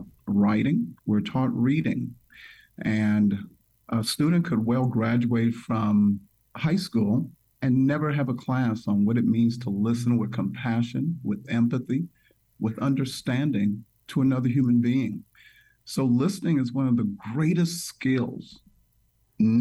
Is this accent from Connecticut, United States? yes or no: no; Toledo, Ohio, United States; also born or lived in Nigeria / California / Indiana; I was born in Nigeria. I came to the United States at the age of four. So I grew up in Toledo, Ohio